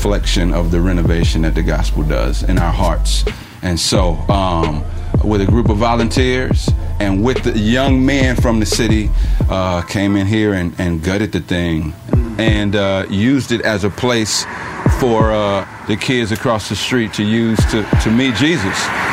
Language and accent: English; East St. Louis, Illinois, United States; moved away; my hometown